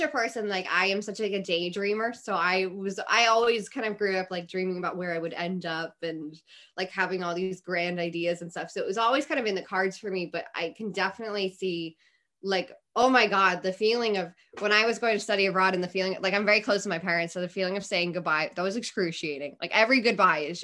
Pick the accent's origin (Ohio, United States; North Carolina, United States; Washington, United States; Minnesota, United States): Ohio, United States; Cleveland; moved away; also born or lived in San Diego; I love my hometown. It's great, but like, I'm not connected to Cleveland